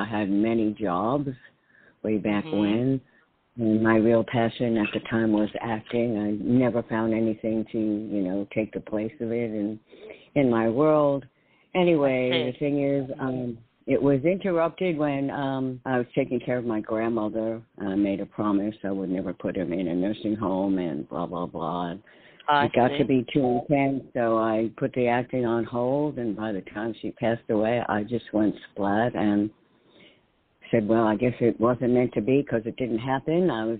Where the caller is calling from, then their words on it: New York, United States; in New York.